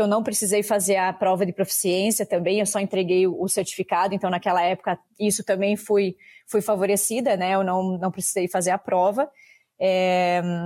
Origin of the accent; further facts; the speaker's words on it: Videira, Santa Catarina, Brazil; also born or lived in Papanduva / Canada; eu sou daqui da região do município de Videira